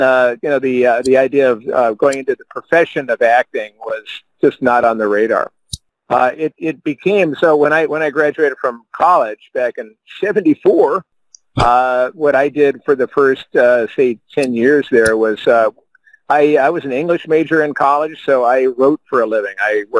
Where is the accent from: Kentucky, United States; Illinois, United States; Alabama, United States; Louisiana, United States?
Illinois, United States; I come from the Midwest